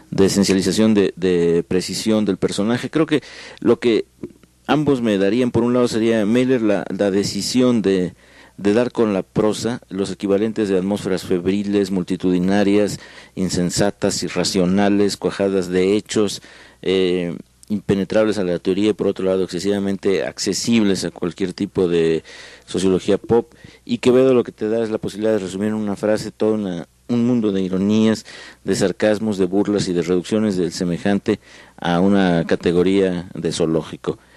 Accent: Mexico

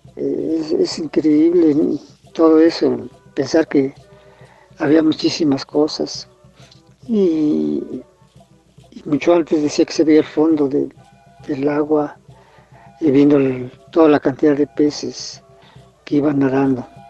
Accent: Mexico City, Mexico; Aquí en mi pueblo originario

